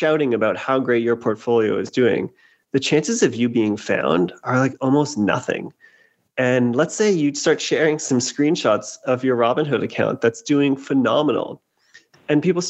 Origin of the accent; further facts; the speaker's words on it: Canada; moved away as an adult; now in United States; I'm originally Canadian. I moved down to the States in 2008 to work in investment banking